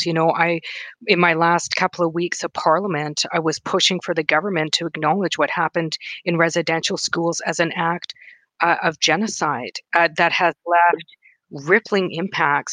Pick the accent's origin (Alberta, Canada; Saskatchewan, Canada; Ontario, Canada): Saskatchewan, Canada; Wood Mountain Lakota Nation; also born or lived in Thompson, Manitoba; now in Winnipeg, Canada; I'm from Wood Mountain Lakota Nation in Treaty Four Territory, Saskatchewan.